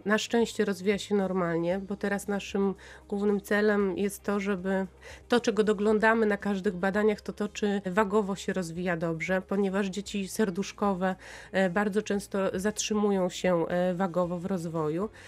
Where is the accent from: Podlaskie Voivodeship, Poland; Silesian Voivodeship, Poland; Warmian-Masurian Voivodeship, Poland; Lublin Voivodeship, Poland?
Lublin Voivodeship, Poland; Lublin; now in Tyniec Mały, Poland; Ja pochodzę z Lublina i tam działają moi przyjaciele